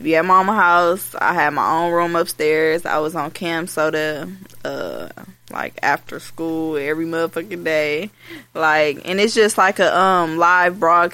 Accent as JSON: {"language": "English", "town": "Milwaukee", "region": "Wisconsin", "country": "United States", "tie": "born or raised there", "said": "I grew up on the north side."}